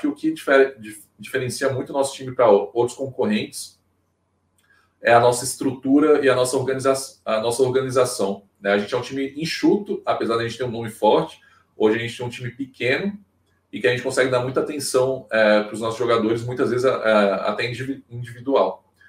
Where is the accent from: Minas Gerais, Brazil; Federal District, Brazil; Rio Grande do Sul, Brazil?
Federal District, Brazil; Brasília; now in Maceió, Brazil; Eu não sou daqui, não, eu, eu, eu nasci em Brasília, mas moro aqui há praticamente 15 anos